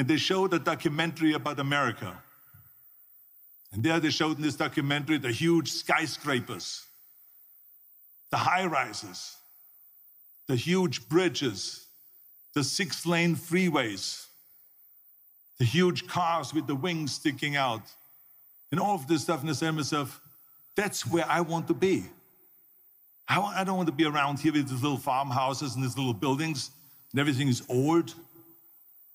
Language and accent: English; Austria; born or raised there; moved away